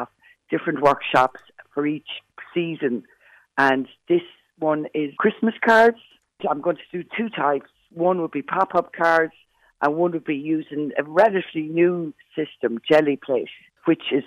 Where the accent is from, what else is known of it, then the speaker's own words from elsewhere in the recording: Westport, Connacht, Ireland; I'm from Westport originally, and like I was one of those kids that was always in school with a paintbrush